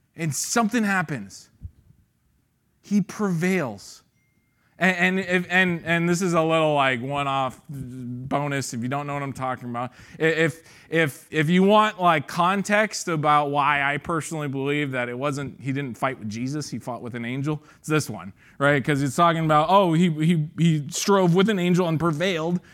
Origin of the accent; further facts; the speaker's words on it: San Ramon, California, United States; I grew up in Saint Ramon